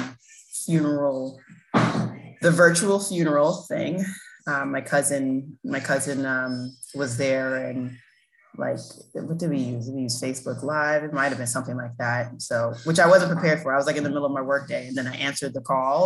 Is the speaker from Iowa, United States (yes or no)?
no; New York City, New York, United States; I grew up in South Jamaica, Queens